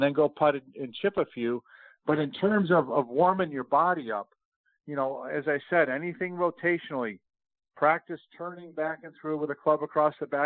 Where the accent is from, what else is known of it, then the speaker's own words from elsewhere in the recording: Rochester, New York, United States; now in Texas, United States; I grew up in Rochester, New York